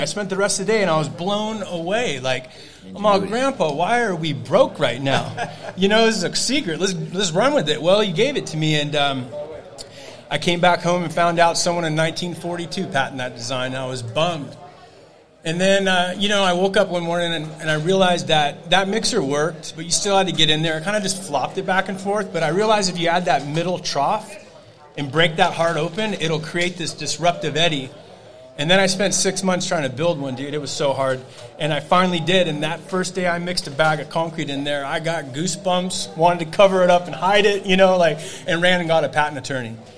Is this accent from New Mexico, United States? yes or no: no; Novato, California, United States; Novato, California